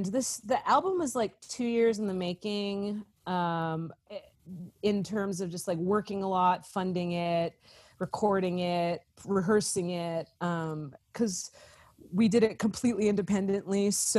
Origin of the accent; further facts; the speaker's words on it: East Coast, United States; growing up on the East Coast and the West Coast, coming to the South, it's just like, I have grown up, as an other my whole life.